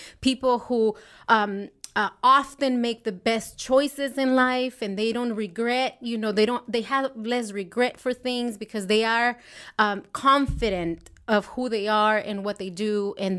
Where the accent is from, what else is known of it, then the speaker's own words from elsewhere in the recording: Mexico; And I think I grew up in Mexico, and it wasn't a very fun family.